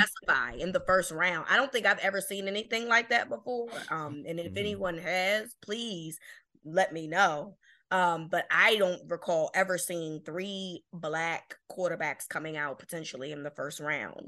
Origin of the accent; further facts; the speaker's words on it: Baltimore, Maryland, United States; I'm from Baltimore